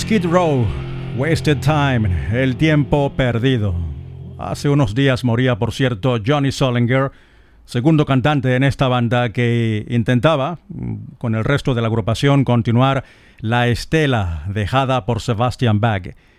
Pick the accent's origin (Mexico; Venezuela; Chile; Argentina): Venezuela; eastern Venezuela; now in Madrid, Spain; para mi ciudad natal, para el oriente de Venezuela